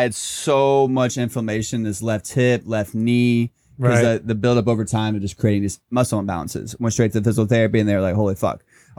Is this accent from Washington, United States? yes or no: no; Indiana, United States; born or raised there